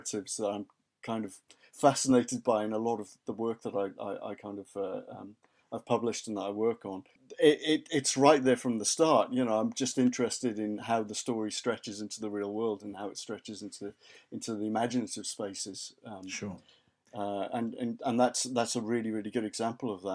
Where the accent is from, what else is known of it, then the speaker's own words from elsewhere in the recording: Haverfordwest, Wales, United Kingdom; moved away; I was born in West Wales, raised in West Wales. So my hometown is Haverford West, and if you want to get really, really specific, Merlin's Bridge. So that's where I grew up.